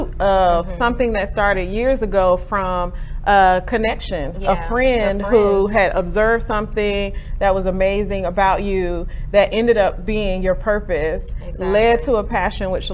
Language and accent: English; Garner, North Carolina, United States; I grew up in Garner